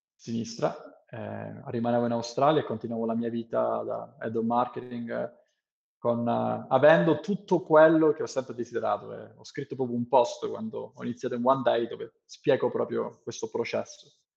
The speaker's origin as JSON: {"language": "Italian", "country": "Italy", "first_language": "Italian", "moved": "yes", "said": "sono tornato in Italia"}